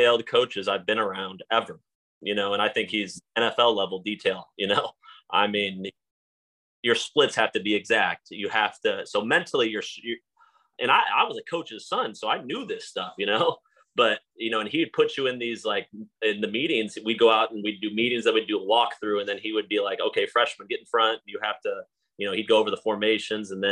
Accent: Texas, United States; moved away as an adult; also born or lived in Stony Brook, New York; now in Florida, United States; I came to Stony Brook from Texas

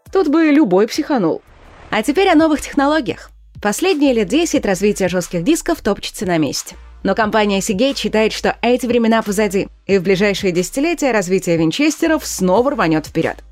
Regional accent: Russia; у нас в России

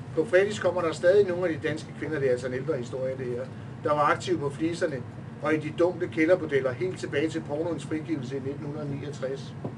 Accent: Næstved, Zealand, Denmark; moved away as an adult; now in Copenhagen, Denmark; som I kan høre, så er jeg jo ikke fra København. Jeg kommer ned fra Næstved af

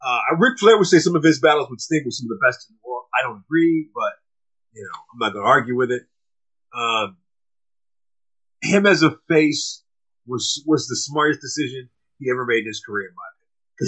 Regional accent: Chicago, Illinois, United States; I'm from Chicago.

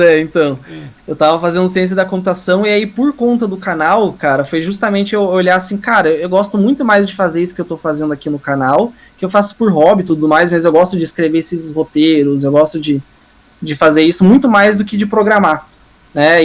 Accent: Curitiba, Paraná, Brazil; eu sou de Curitiba

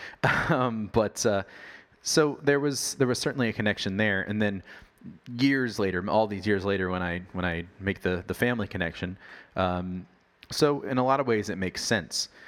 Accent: Virginia Beach, Virginia, United States; When I was young, uh, growing up in Virginia, Virginia Beach, Virginia

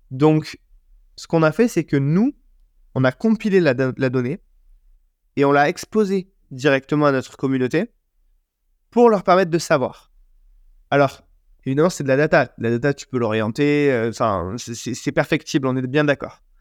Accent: Marseille, Provence-Alpes-Côte d'Azur, France; Moi, je suis Marseillais, j'achète un maillot de l'OM.

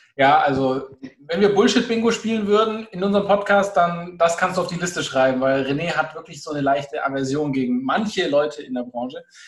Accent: Augsburg area, Bavaria, Germany; ich komme aus dem Augsburger Raum

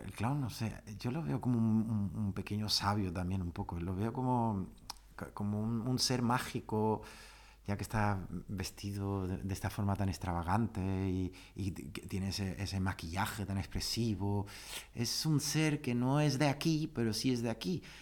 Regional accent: Germany; moved away; also born or lived in Ceuta, Spain / Seville, Spain; yo había nacido y me había criado en Alemania

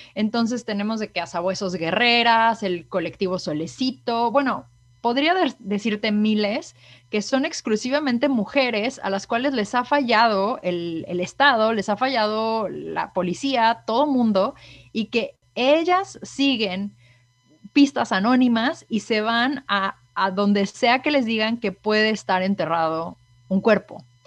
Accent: Mexico; moved away as an adult; now in Canada; como mexicana, sin duda alguna, que he pues vivido a través de, que hasta antes de mudarme aquí para Canadá toda la vida residí en, en México

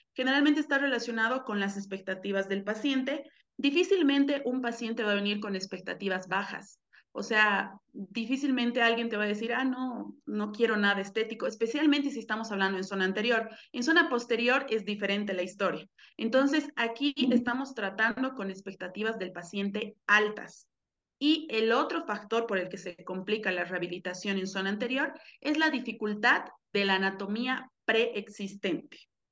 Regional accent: Cochabamba, Bolivia; moved away as an adult; also born or lived in Mexico City, Mexico; Yo soy de Cochabamba, Bolivia, y ahorita vivo aquí desde menos de un año que regresé aquí, aquí a mi país

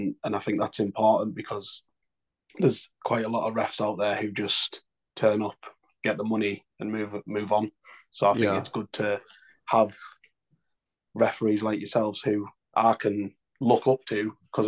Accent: North East England, United Kingdom; North East England.

